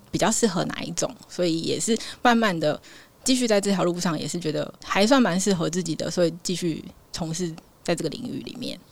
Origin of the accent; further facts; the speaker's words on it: Changhua County, Taiwan; moved away as an adult; also born or lived in Pingtung / Kinmen / eastern Taiwan; 我彰化人嘛